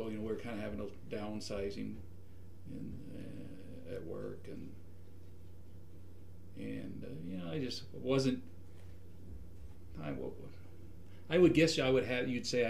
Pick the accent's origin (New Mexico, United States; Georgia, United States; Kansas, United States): New Mexico, United States; Santa Fe; moved away as an adult; now in Idaho, United States; Well, I grew up in the Santa Fe area.